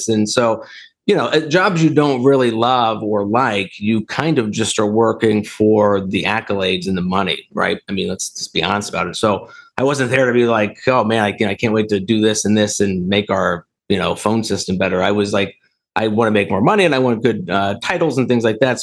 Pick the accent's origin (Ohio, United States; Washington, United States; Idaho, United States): Ohio, United States; Dayton; also born or lived in Akron, Ohio; now in Columbus, United States; I grew up in Dayton, Ohio, lived there until I went to college